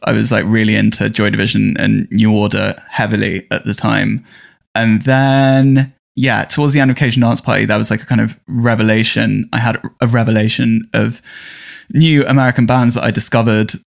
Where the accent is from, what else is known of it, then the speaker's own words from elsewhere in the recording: London, United Kingdom; I'm from North London, um, a very suburban area, and it was really boring growing up where you know, where I grew up.